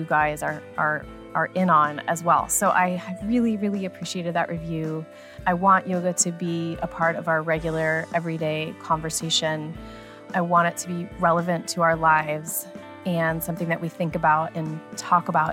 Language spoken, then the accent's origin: English; United States; I grew up near New Jersey